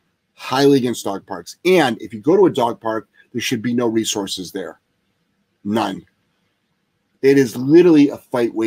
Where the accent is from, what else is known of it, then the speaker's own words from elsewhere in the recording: Ohio, United States; I'm from Ohio.